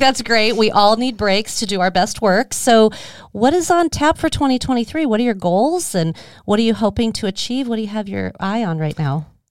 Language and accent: English; Scottsdale, Arizona, United States; I'm a Arizona native. I grew up in Scottsdale